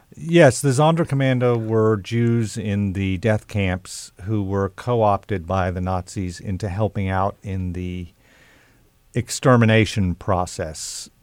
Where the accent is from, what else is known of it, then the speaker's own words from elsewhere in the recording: Oklahoma, United States; I grew up in Oklahoma